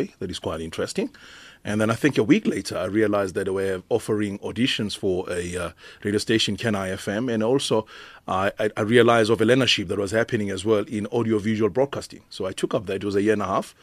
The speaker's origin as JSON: {"language": "English", "town": "Johannesburg", "region": "Gauteng", "country": "South Africa", "tie": "born or raised there", "said": "growing up in Mayfair"}